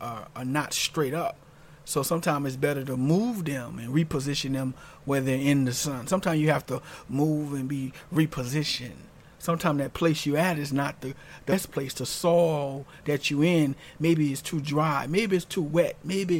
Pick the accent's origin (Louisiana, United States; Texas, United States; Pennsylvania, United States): Louisiana, United States; New Orleans; I'm from New Orleans, Louisiana, and I remember, you know, growing up there